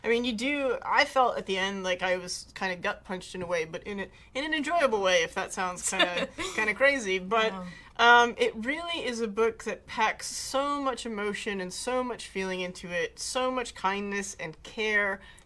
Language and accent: English; New Jersey, United States; I am from New Jersey